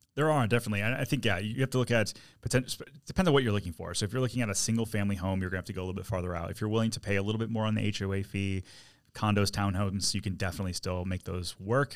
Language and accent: English; Detroit, Michigan, United States; now in Orlando, United States; I'm from Detroit originally